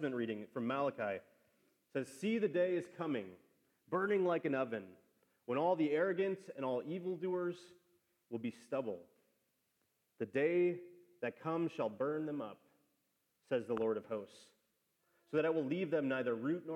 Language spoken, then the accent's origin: English; Wisconsin, United States; born or raised there; now in Austin, United States